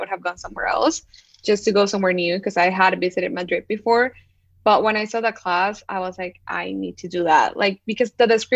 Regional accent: Panama; first language Spanish; English is a second language; moved away as an adult; also born or lived in Syracuse, New York, United States; now in New York, United States; I am born and raised in Panama, and I came to the United States 5 years ago for undergrad

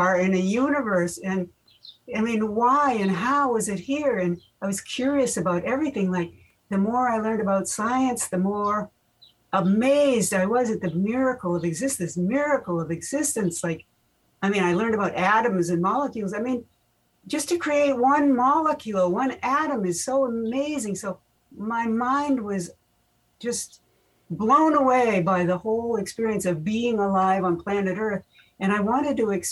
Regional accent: Winchester, Massachusetts, United States; moved away as an adult; also born or lived in San Diego; I grew up in Winchester, Mass.

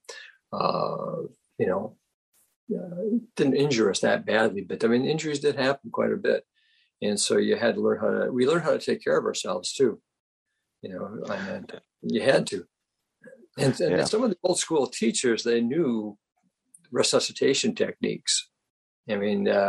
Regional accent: Rhinelander, Wisconsin, United States; I grew up in Rhinelander, Wisconsin, population of 8,000 people.

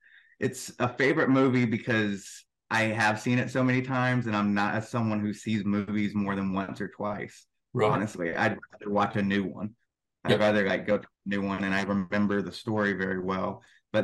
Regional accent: Dallas, Texas, United States; Yeah, I'm, born and raised in Dallas, Texas, and I currently reside in Texas.

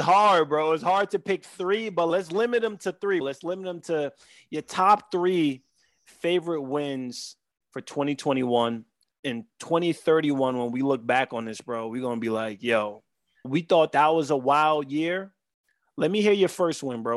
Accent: New York City, New York, United States; we are two kids from Southside Jamaica, Queens, that grew up not knowing more than what we've seen around t-, a ten block radius

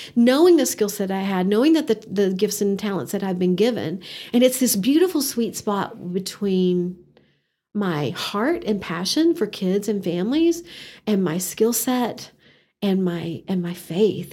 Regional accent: Odessa, Texas, United States; moved away as an adult; also born or lived in Canyon, Texas; now in Amarillo, United States; Growing up in Odessa, Texas

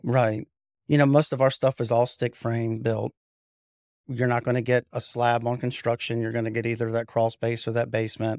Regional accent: Raleigh, North Carolina, United States; also born or lived in Cary, North Carolina; I was born and raised in Raleigh, went, lived in Cary my whole life, but went to Apex High School

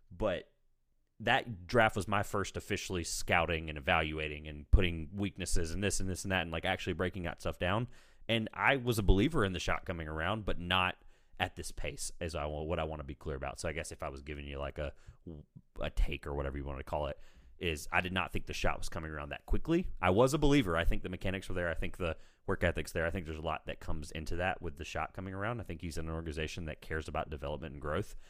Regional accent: Raleigh, North Carolina, United States; I'm in North Carolina, I'm from Raleigh

